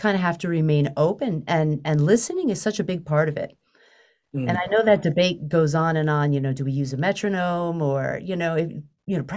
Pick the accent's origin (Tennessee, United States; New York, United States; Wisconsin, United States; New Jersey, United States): New York, United States; now in Boston, United States; I grew up in New York and came up in the 90s and stayed. You know, I've been here ever since.